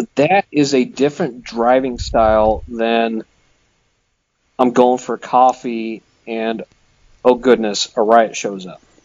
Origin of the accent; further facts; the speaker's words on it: Midwest, United States; I'm from the Midwest.